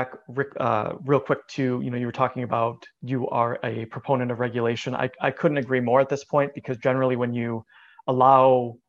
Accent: United States; as a American myself

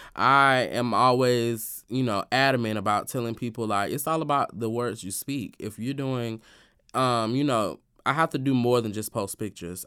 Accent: Alabama, United States; moved away; my hometown of Alabama

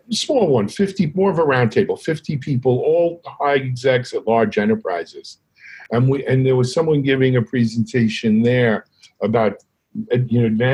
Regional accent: New York, United States; I'm from New York. We have a tough time with R's at the end of words

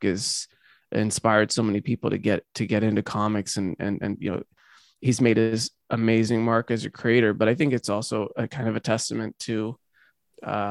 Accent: Jacksonville, Florida, United States; my hometown is Jacksonville, Florida.

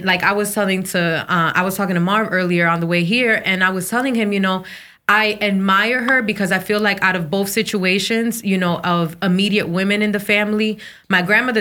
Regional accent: New Jersey, United States; I'm of Dominican descent. So I was born in Jersey, so I'm Americanized

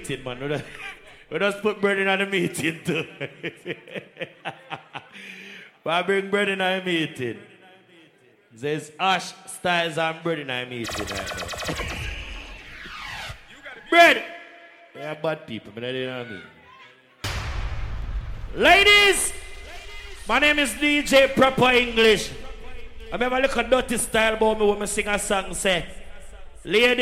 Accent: Portmore, Saint Catherine, Jamaica; I'm from Portmore City, Cumberland to be exact

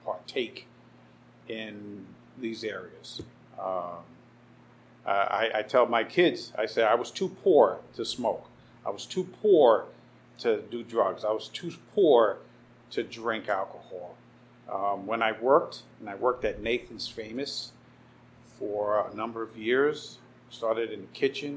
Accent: New York City, New York, United States; also born or lived in Puerto Rico (parents); My Brooklyn story, born and raised, Cumberland Hospital, which I believe no longer exists. I grew up in Bed-Stuy for 10 years

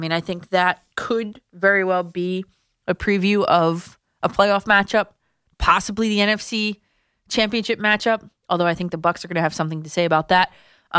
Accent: New Jersey, United States; my home state, the very best, New Jersey.

